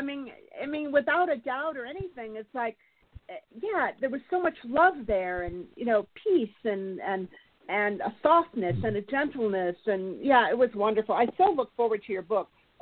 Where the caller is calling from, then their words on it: California, United States; This is … from California.